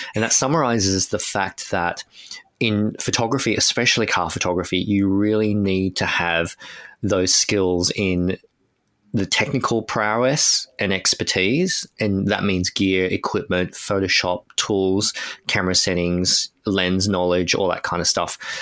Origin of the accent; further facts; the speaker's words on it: Australia; as an Australian